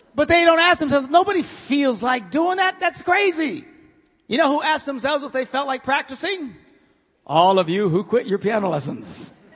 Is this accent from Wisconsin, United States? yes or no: yes; Green Bay, Wisconsin, United States; I'm from Green Bay